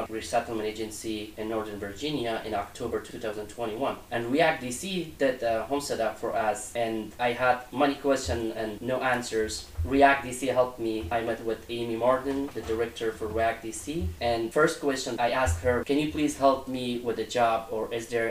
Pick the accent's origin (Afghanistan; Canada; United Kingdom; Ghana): Afghanistan; Kabul; English is a second language; moved away as an adult; now in United States; I'm from Kabul, Afghanistan. I was born in Kabul in a military family, and after completing high school, I started college